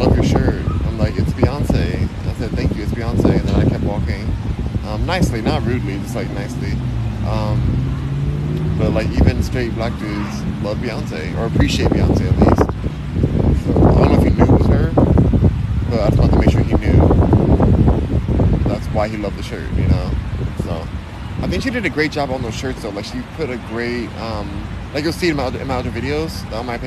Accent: California, United States; I am from California. I'm born and raised in California

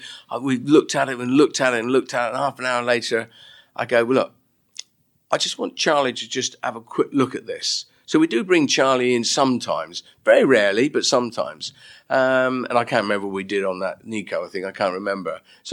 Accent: United Kingdom; Well, I'm very British, as you know

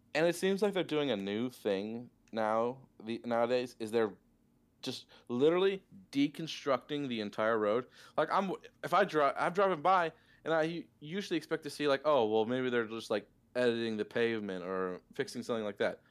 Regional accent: Michigan, United States; As we live in the st-, in the glorious, wonderful mitten-shaped state of Michigan

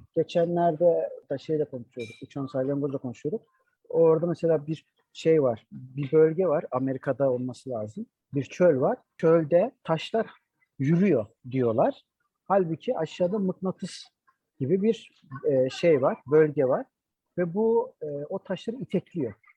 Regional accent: Adana, Turkey; also born or lived in Mersin; bizim memlekette Adana'da

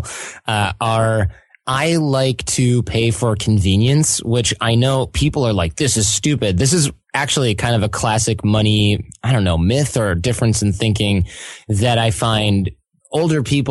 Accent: Detroit, Michigan, United States; we're from Detroit

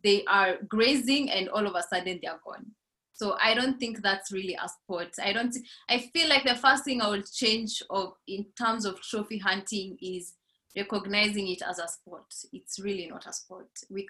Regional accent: Laikipia County, Kenya; growing up in Laikipia, the Borana cow literally goes for $50,000

